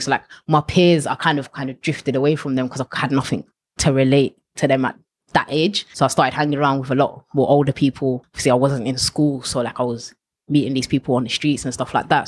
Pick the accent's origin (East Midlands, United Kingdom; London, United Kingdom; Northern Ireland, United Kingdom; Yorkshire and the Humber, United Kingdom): London, United Kingdom; Ilford; Ilford and around that area was kind of where I grew up